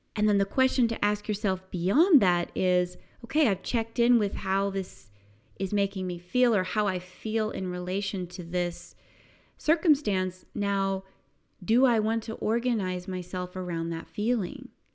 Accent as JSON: {"language": "English", "country": "United States", "tie": "born or raised there", "said": "growing up in the United States"}